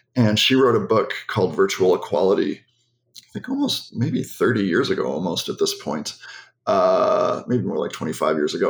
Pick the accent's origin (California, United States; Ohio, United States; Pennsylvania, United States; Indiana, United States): Ohio, United States; Cleveland; I was uh, raised in Cleveland in a liberal family.